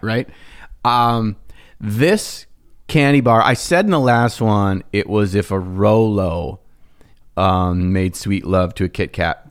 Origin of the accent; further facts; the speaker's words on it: Minnesota, United States; we're from Minnesota